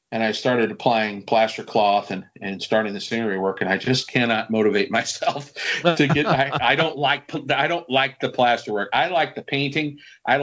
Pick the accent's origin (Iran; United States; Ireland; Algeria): United States; Being an American modeler